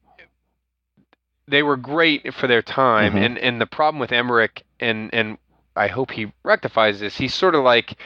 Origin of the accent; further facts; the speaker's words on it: the South, North Carolina, United States; now in Pennsylvania, United States; I'm from the South